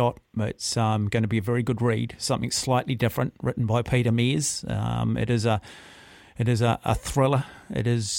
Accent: Auckland, New Zealand; I grew up in Mount Albert

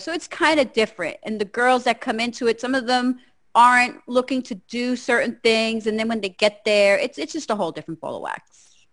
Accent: New Jersey, United States; I'm from Jersey

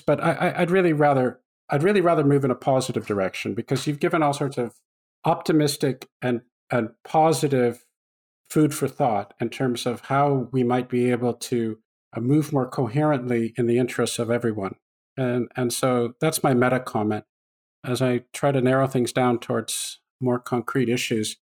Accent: Canada; I grew up in Canada

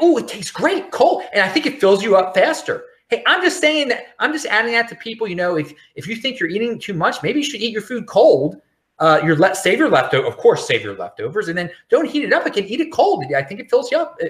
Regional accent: Baltimore, Maryland, United States; also born or lived in Los Angeles, California, United States; I'm from Baltimore

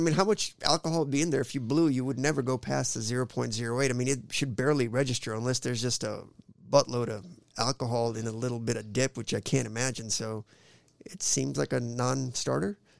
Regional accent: Oskaloosa, Iowa, United States; also born or lived in India; I grew up in Iowa, man. We moved from in, India. We moved straight to Oskaloosa, Iowa

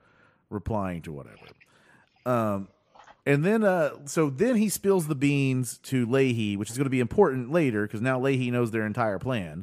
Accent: United States; I'm an American

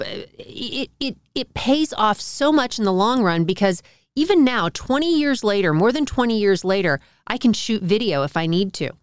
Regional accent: Dallas, Texas, United States; I grew up in Dallas

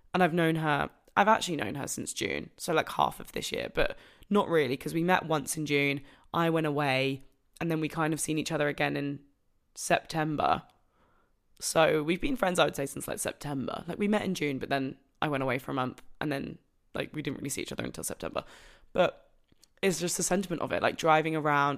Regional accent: Broadstairs, South East England, United Kingdom; moved away as an adult; now in Manchester, United Kingdom; Broadstairs prints, which is my hometown

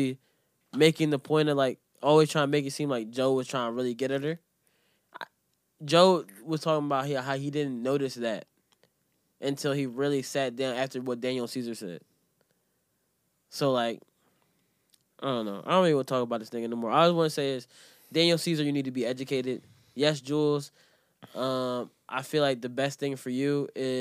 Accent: Jamaica; I'm Jamaican to the core

